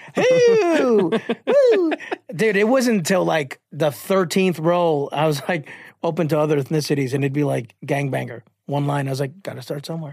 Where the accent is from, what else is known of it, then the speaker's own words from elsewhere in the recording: Chicago, Illinois, United States; I'm from Chicago